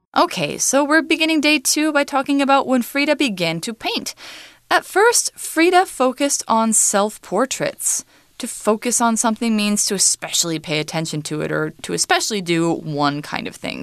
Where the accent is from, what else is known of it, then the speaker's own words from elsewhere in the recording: United States; I am American